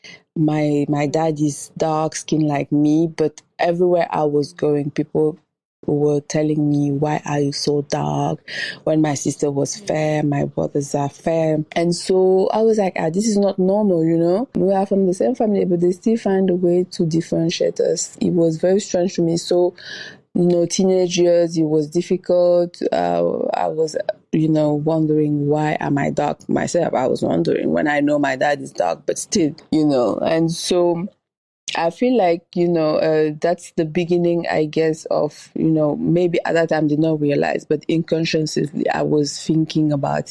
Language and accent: English; Dakar, Senegal; moved away; also born or lived in Paris; I was born in Dakar, Senegal, from two Senegalese parents